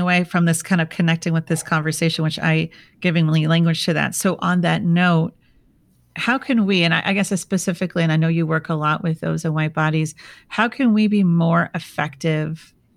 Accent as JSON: {"language": "English", "region": "Minnesota", "country": "United States", "tie": "born or raised there", "moved": "yes", "lives_now": "San Diego, United States", "said": "I'm from Minnesota"}